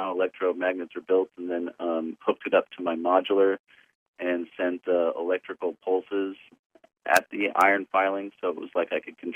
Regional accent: Fullerton, California, United States; I'm from Fullerton

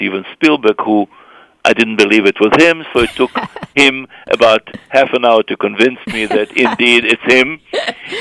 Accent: Israel; born or raised there; moved away

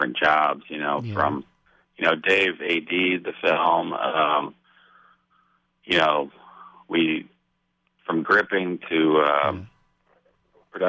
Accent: Austin, Texas, United States; We're from Austin.

